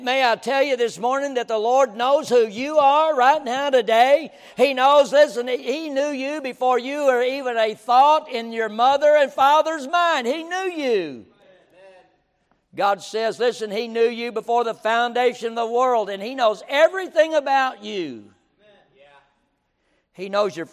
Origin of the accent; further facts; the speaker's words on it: Kermit, United States; I'm from Kermit